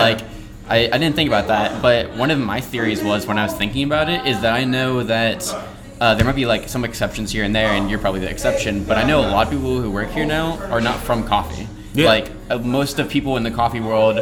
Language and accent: English; Ohio, United States; growing up in Ohio